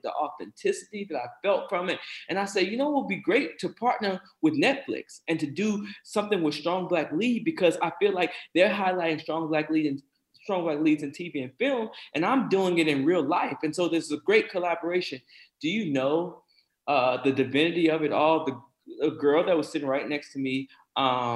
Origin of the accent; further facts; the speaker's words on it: South Carolina, United States; my experience as a black person growing up in South Carolina